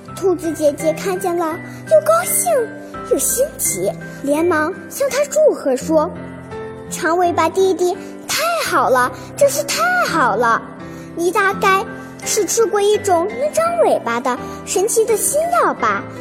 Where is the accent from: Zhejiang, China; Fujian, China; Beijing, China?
Beijing, China; 大家好，我是来自北京的